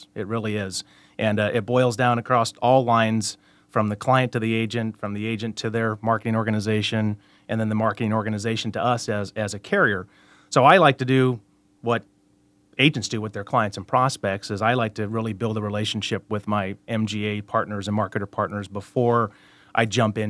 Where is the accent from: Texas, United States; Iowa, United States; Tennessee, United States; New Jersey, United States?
Iowa, United States; Cedar Rapids; I'm from Cedar Rapids, Iowa, just east a couple hours here of Des Moines. Born and raised, graduated from Cedar Rapids Prairie High School